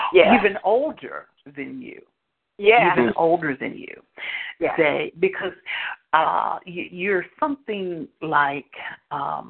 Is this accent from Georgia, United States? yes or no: no; Indianapolis, Indiana, United States; moved away; also born or lived in Hanahan, South Carolina; I'm from Indianapolis originally